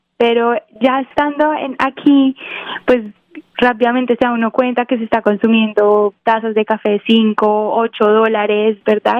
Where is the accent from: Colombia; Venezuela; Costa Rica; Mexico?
Colombia; Quindío; now in Los Angeles, United States; nací en el Quindío, que es la zona cafetera colombiana. Eh, toda mi familia son caficultores, entonces pues crecí en una finca de café